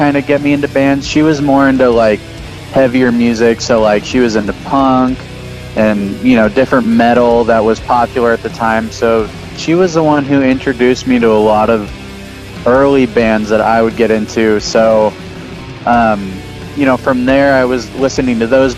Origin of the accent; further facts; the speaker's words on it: San Jose, California, United States; also born or lived in Oakland; I was born and raised there, and I moved to Oakland when I was 21, and then I moved back when I was 25. I've mostly been in San Jose.